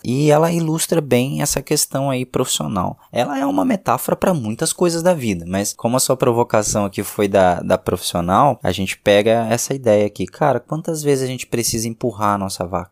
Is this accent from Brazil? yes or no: yes; Minas Gerais, Brazil; Como mineiro que sou